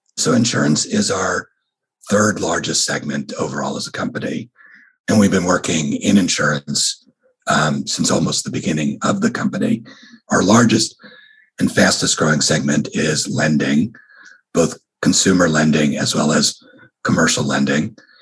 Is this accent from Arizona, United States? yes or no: no; New York, United States; now in California, United States; I grew up in New York